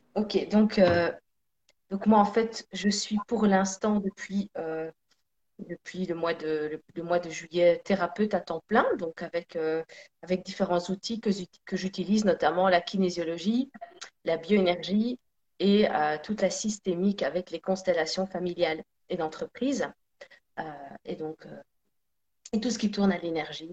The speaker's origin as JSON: {"language": "French", "country": "Belgium", "tie": "born or raised there", "also_born_or_lived": "Sicily (ancestry)", "said": "on est tous les deux siciliens. Donc euh, même si je suis née en Belgique, euh, j'ai deux parents nés en Sicile"}